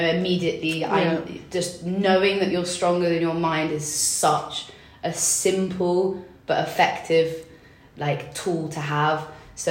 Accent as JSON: {"language": "English", "region": "England", "country": "United Kingdom", "tie": "born or raised there", "also_born_or_lived": "London", "said": "I grew up in England"}